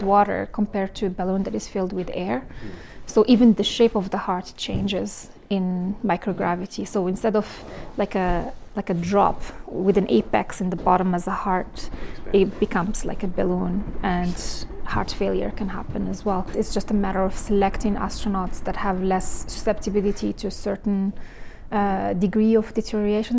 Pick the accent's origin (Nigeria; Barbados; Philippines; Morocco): Morocco; moved away; I was born and raised in Morocco